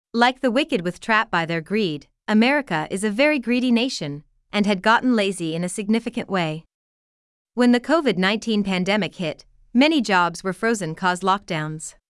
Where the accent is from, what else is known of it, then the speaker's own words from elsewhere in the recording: United States; As an American